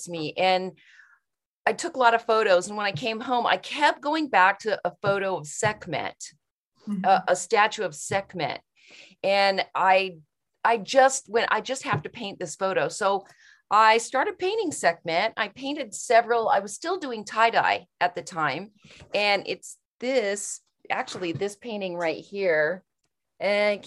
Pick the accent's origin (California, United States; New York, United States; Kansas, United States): Kansas, United States; moved away; that's where I'm from. I was born in Kansas